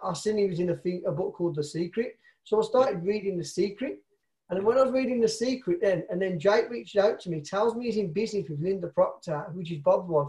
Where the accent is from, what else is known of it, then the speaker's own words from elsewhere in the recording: Birmingham, West Midlands, United Kingdom; I'm from Birmingham, England, in the UK.